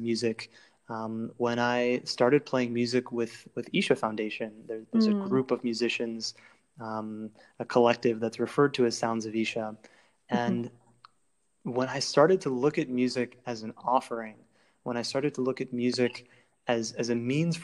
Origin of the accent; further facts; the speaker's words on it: Cleveland, Ohio, United States; I grew up in Cleveland, Ohio